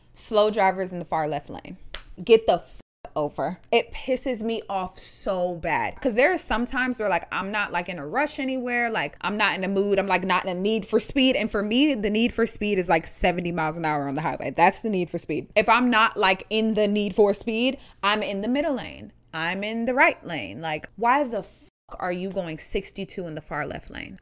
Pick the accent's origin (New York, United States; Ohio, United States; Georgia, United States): Ohio, United States; I'm from Ohio.